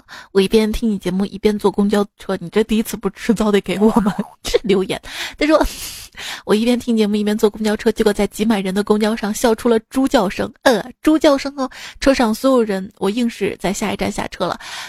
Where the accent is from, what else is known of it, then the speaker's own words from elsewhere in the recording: Hubei, China; 每次我听成了“爱与不爱间来碗热干面”，原谅我湖北人。